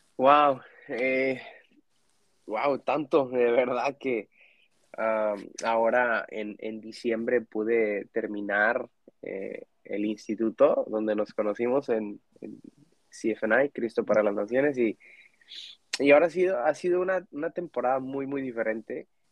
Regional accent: Mexico; now in Dallas, United States; como mexicano, como latino que crecí en la iglesia

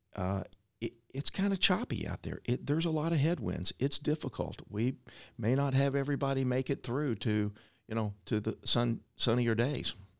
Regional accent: Louisville, Kentucky, United States; Louisville's my hometown. It's my family's hometown.

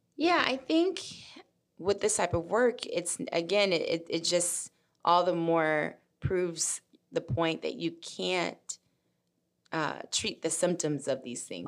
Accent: Memphis, Tennessee, United States; also born or lived in Mississippi; I'm originally from Mississippi, raised in Memphis

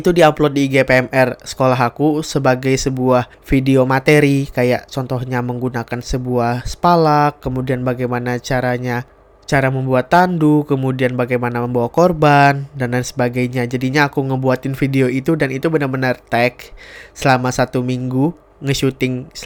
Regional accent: Sintang, West Kalimantan, Indonesia; Jadi TV Senentang ini adalah TV yang ada di daerah aku di kota Sintang.

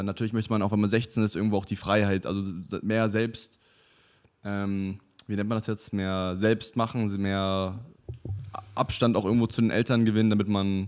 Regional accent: Waren, Mecklenburg-Vorpommern, Germany; also born or lived in Canada; ich komme eigentlich aus Waren an der Müritz, das ist eine ganz kleine Stadt.

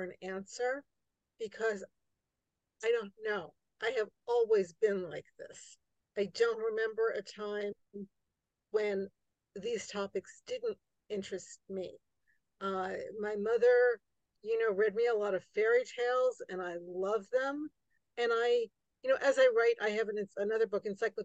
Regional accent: New York City, New York, United States; I grew up right outside New York City, in New York City, and right outside New York City

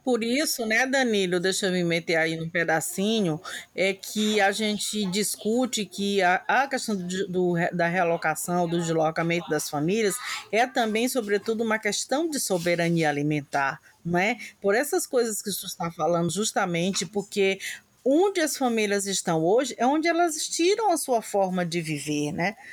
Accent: Alcântara, Maranhão, Brazil; eu sou lá de, de Itamatatiba, Alcântara

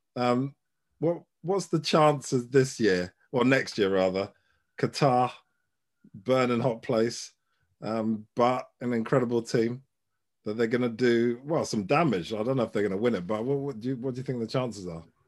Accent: Ghana; I'm Ghanaian

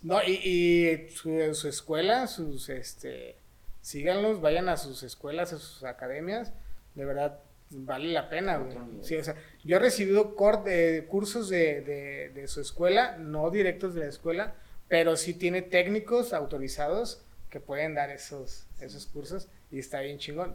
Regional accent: Mexico; tenemos una tarea bien chingona, este, como mexicanos

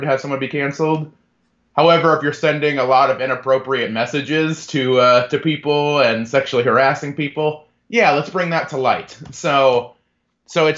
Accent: DeMotte, Indiana, United States; also born or lived in Bedford, Indiana; I grew up in DeMott, Indiana, a little small town in the region

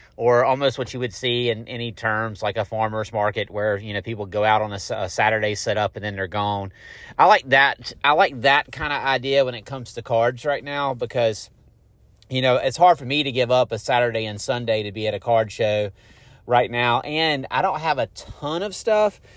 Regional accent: Garner, North Carolina, United States; now in Fuquay-Varina, United States; I am from Garner

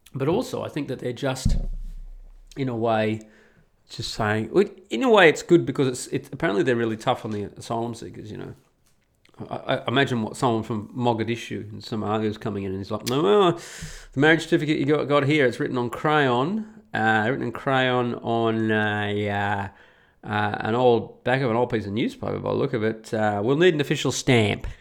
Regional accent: Australia; moved away as an adult; just like I was as an Australian

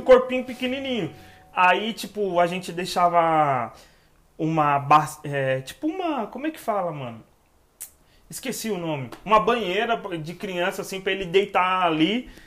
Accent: São Paulo, Brazil; Vila Mariana, São Paulo. Moro em São Paulo, capital. Nasci na Vila Mariana.

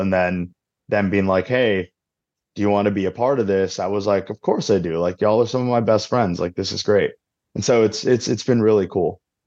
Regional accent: Arizona, United States; I'm from Arizona, so I'm not used to cold weather like that.

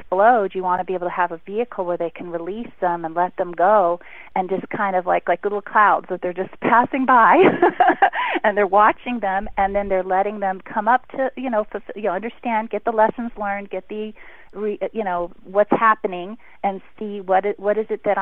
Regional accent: Beverly Hills, California, United States; I grew up in Beverly Hills

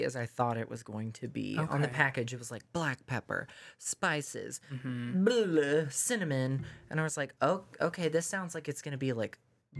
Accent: Mississippi, United States; I'm born and raised here.

